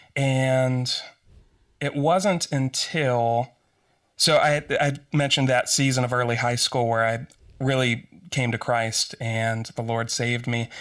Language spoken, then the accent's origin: English; Western Pennsylvania, United States; I grew up in Western Pennsylvania